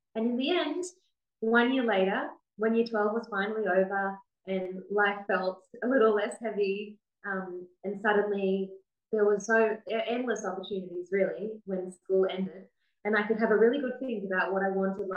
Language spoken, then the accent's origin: English; Australia; So I'm the Australian IOCM leader for 2021 to 2024